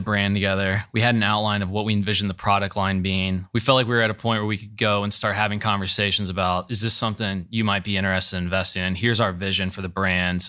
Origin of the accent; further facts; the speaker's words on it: Gahanna, Ohio, United States; grew up in the city, went to Gahanna Christian